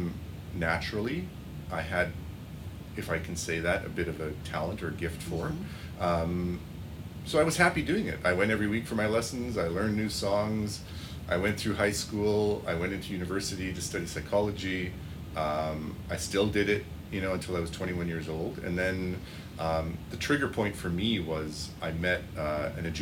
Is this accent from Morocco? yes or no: no; Regina, Saskatchewan, Canada; also born or lived in Germany; I grew up in Regina